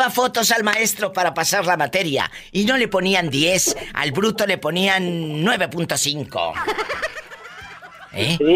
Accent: Monterrey, Nuevo León, Mexico; somos los de Monterrey, somos muy fieles.

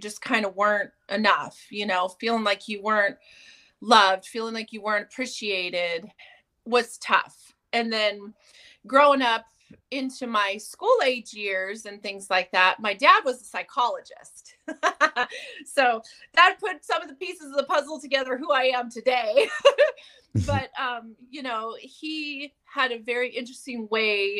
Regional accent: California, United States; I grew up in California

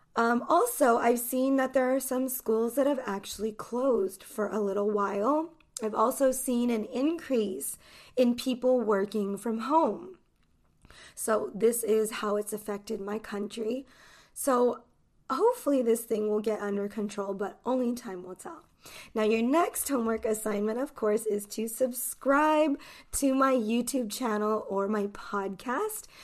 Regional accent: United States; I am an English teacher from the United States.

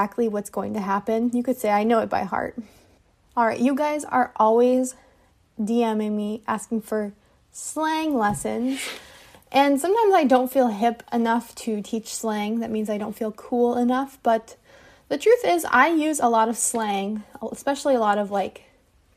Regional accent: United States; I am an English teacher from the United States

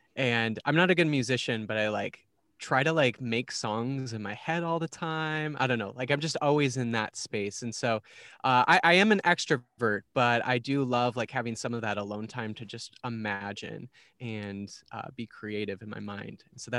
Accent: Minnesota, United States; I'm probably Minnesotan.

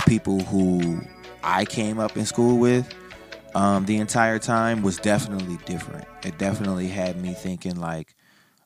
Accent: New Orleans, Louisiana, United States; now in Los Angeles, United States; I'm from New Orleans, so I got to see a lot of my family. My accent came back completely.

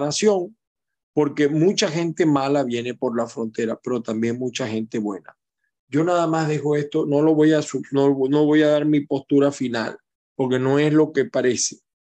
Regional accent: Aragua, Venezuela; moved away; el pueblo de Aragua, mi pueblo, bien, Venezuela

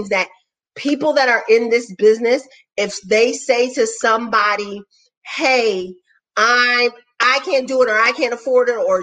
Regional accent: New Jersey, United States; I'm from Jersey

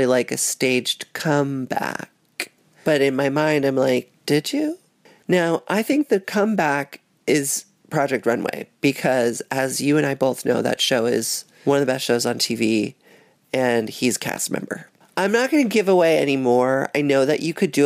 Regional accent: New York City, New York, United States; I grew up on Thompson between Spring and Broom

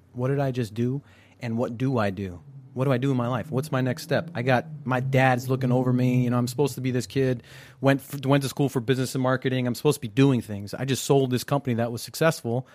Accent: United States; I'm third generation born here

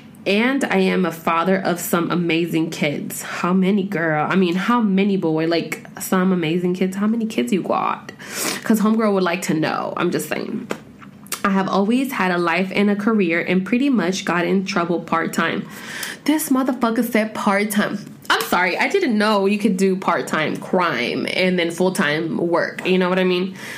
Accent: Corona, California, United States; I was born and raised in Southern California, Corona to be exact.

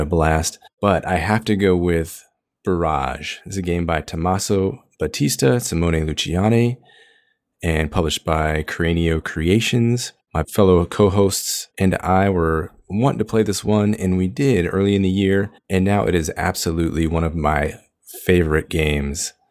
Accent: Long Beach, California, United States; my hometown of Long Beach, California

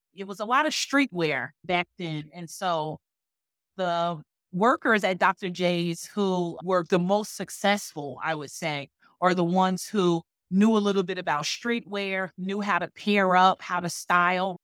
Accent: Newark, New Jersey, United States; I grew up in Newark, New Jersey

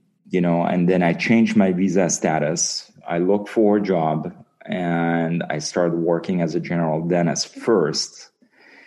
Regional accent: Nice, Provence-Alpes-Côte d'Azur, France; moved away as an adult; also born or lived in Brussels, Belgium; now in Beverly Hills, United States; I'm originally from Nice in the south of France. I moved in 1995 to go to USC Dental School

